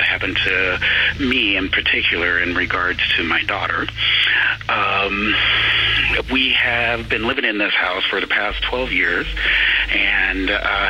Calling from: Santa Rosa, California, United States; I'm calling from Santa Rosa, California.

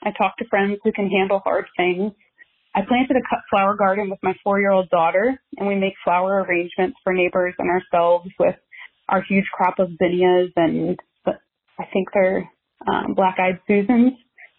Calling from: Washington, District of Columbia, United States; I'm calling from Washington, D.C.

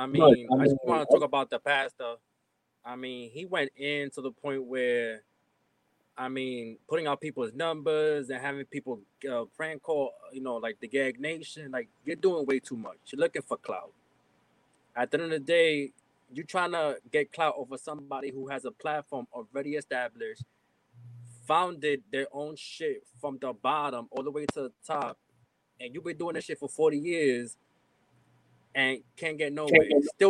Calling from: New York City, New York, United States; I'm calling from the Heights.

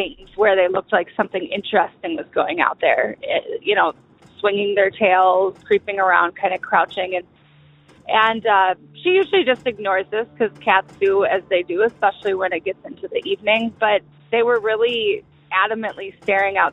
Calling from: Chicago, Illinois, United States; I'm calling from Chicago.

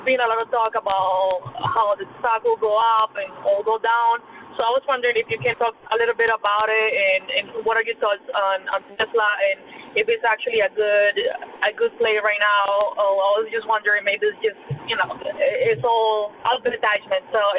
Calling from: New York, United States; I'm calling from New York. I'm actually new at investing

